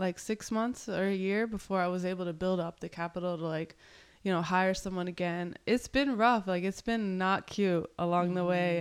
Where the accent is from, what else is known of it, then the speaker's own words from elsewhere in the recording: Lynchburg, Virginia, United States; moved away as an adult; also born or lived in Burlington, Vermont / El Salvador / Portland; now in Miami, United States; I was born in Burlington. I moved to Virginia in middle school